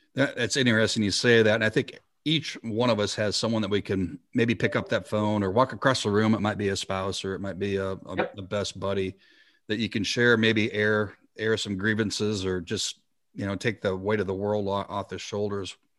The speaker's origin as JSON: {"language": "English", "region": "South Dakota", "country": "United States", "tie": "born or raised there", "said": "my home state of South Dakota"}